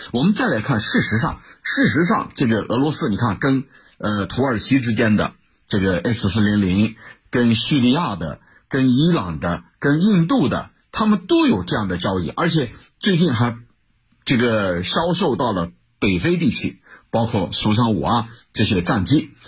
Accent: China

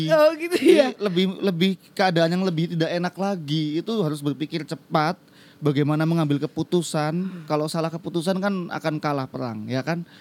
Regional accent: Purwokerto, Central Java, Indonesia; apalagi kan aku asli Purwokerto ya sana ada Universitas Jenderal Sudirman

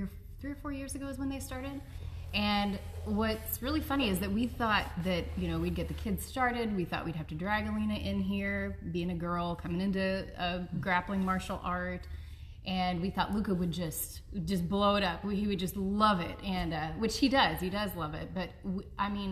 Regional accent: Marshfield, Missouri, United States; So I am from southern Missouri. My hometown is Marshfield, which is down by Springfield, Missouri.

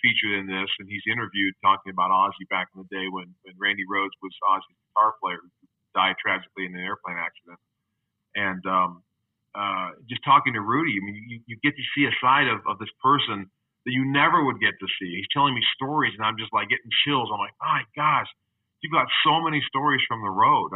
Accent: Atlanta, Georgia, United States; moved away; I grew up in Atlanta to start

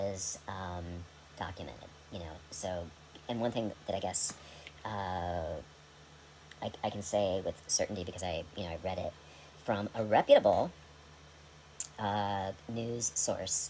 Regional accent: United States; as an American

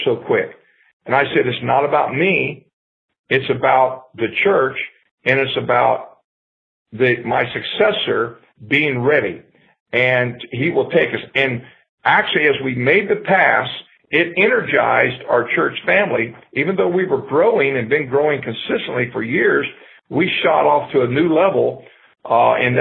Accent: Ohio, United States; now in Florida, United States; I grew up in Ohio

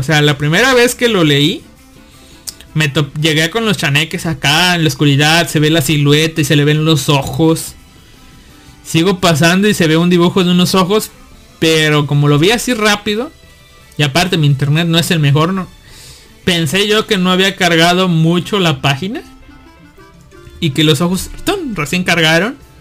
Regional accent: Mexico; yo, como mexicano

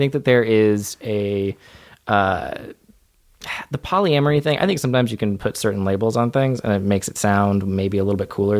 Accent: Central Florida, United States; I grew up in Central Florida.

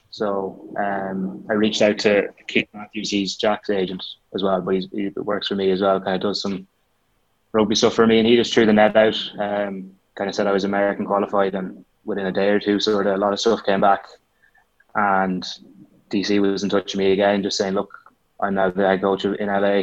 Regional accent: Roscommon, Connacht, Ireland; I'd say I am a bit of a home bird. Like, uh, you can't beat Roscommon

